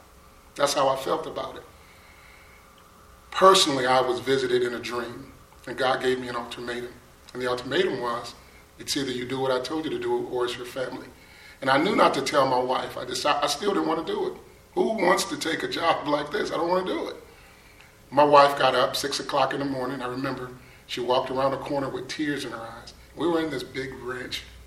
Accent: Buffalo, New York, United States; moved away as an adult; I'm originally from Buffalo, New York. I grew up with 7 sisters and 4 brothers

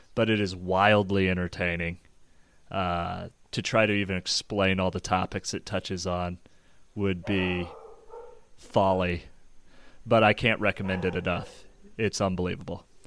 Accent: Overland Park, Kansas, United States; grew up just south of Kansas City, Overland Park, Kansas

